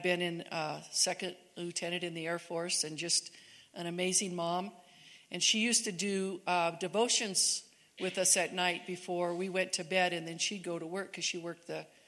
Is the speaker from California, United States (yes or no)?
yes; Southern California, United States; moved away as an adult; now in Cedar City, United States; Eric and I grew up in California, Southern California, and raised most of our kids there